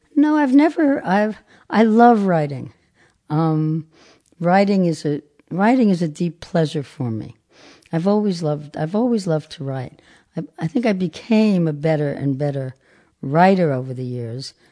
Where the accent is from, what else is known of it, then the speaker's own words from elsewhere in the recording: New York City, New York, United States; I'm from Brooklyn, New York, born in nineteen thirty-six